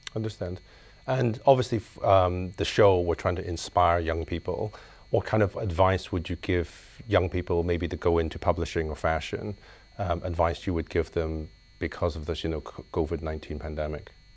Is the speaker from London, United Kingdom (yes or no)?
no; Belfast, Northern Ireland, United Kingdom; now in Hong Kong; I grew up in Belfast